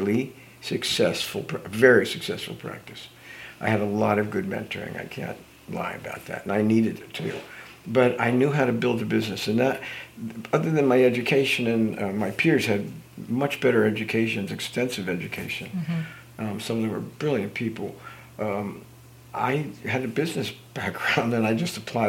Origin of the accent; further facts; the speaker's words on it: United States; the years I grew up in New Jersey and New York